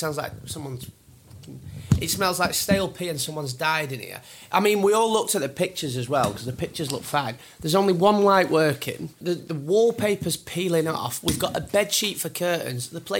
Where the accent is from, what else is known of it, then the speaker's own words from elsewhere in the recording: Burnley, North West England, United Kingdom; We thought it would be funny to bring William to Burnley, my hometown.